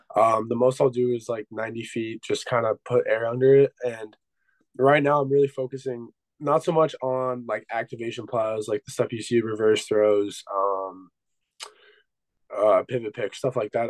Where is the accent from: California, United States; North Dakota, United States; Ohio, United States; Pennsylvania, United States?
Pennsylvania, United States; I'm from Pennsylvania.